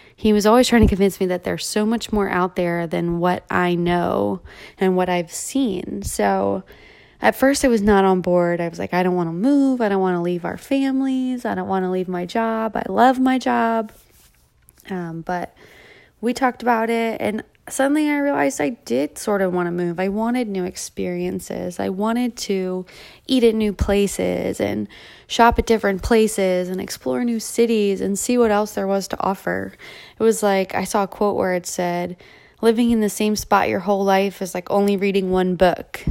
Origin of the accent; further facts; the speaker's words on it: Delaware, United States; moved away as an adult; now in Atlanta, United States; I'm from Delaware, the first state.